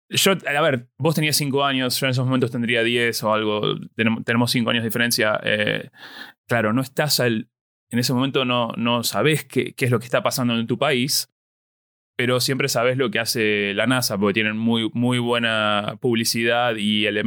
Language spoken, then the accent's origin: Spanish; La Plata, Buenos Aires Province, Argentina; yo oh, soy de La Plata.